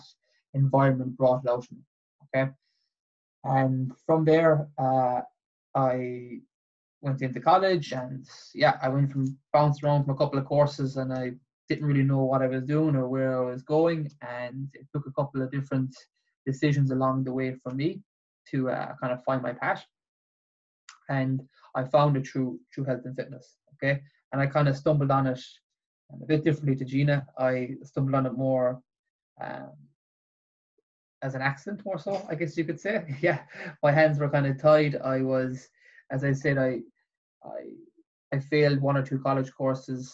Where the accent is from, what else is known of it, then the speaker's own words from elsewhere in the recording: Bullion, Limerick, Munster, Ireland; moved away as an adult; also born or lived in Tipperary; now in Waterford, Ireland; as you can probably gauge from my accent, I'm not from Waterford. I'm from Limerick. I'm from a place called Bullion in Limerick, just outside Kilmallock.